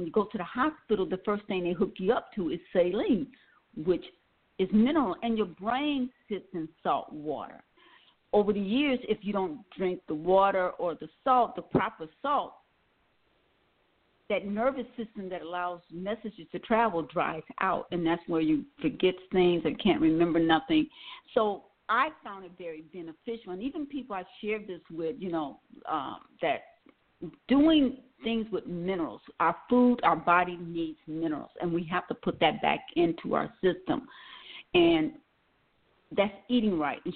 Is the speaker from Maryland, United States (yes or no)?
no; Milwaukee, Wisconsin, United States; now in Atlanta, United States; I'm from Wisconsin, Milwaukee, Wisconsin